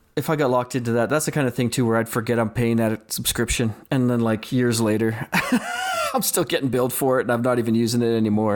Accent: Saskatchewan, Canada; now in Calgary, Canada; I grew up in Saskatchewan

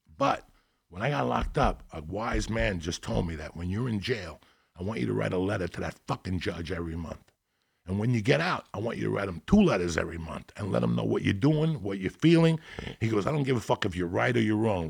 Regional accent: North Bergen, New Jersey, United States; I grew up in North Bergen

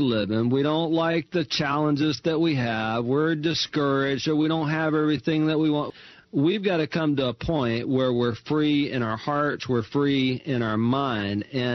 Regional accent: Mobile, Alabama, United States; moved away as an adult; now in Houston, United States; I grew up in Mobile, Alabama

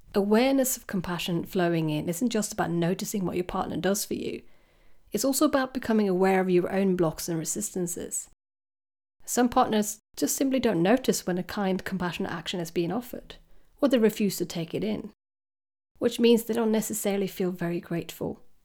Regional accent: Sweden; now in United Kingdom; I come from Sweden

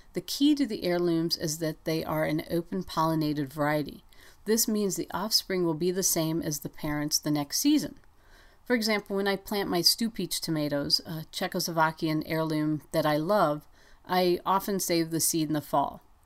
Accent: Ohio, United States; now in Montana, United States; when I was growing up in Ohio

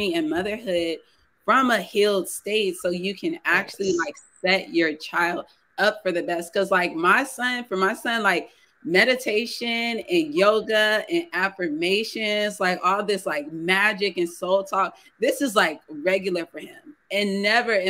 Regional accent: San Antonio, Texas, United States; we're both from San Antonio

